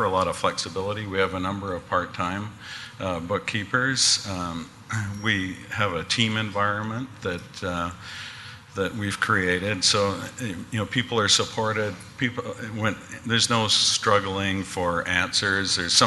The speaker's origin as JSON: {"language": "English", "town": "North Vancouver", "region": "British Columbia", "country": "Canada", "said": "North Vancouver, actually."}